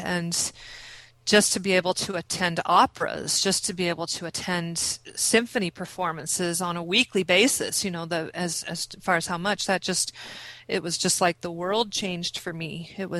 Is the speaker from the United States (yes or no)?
yes; Midwest, United States; growing up in the Midwest, where I was the only LDS person in my high school, there was a sense of solitude about that that wasn't always good.